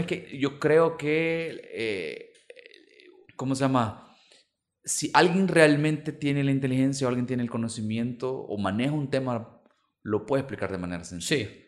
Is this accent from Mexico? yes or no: no; Santa Tecla, La Libertad, El Salvador; Yo soy de Santa Tecla